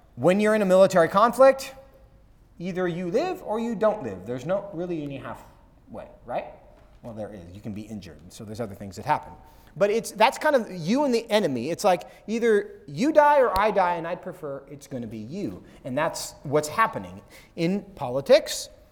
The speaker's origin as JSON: {"language": "English", "town": "Seattle", "region": "Washington", "country": "United States", "moved": "yes", "lives_now": "Texas, United States", "said": "I'm from Seattle."}